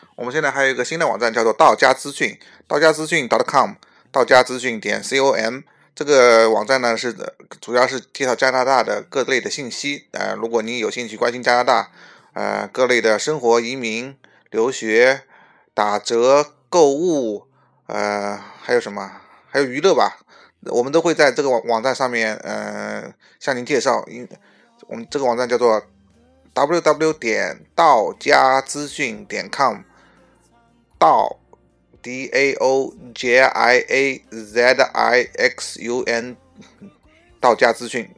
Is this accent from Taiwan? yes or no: no; Sichuan, China; now in Canada; 我是四川人，我当然是说双语了